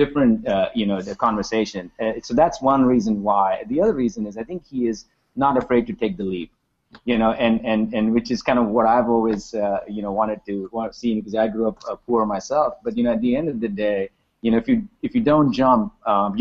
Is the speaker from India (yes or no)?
yes; Mumbai, Maharashtra, India; moved away; I grew up in Mumbai in India.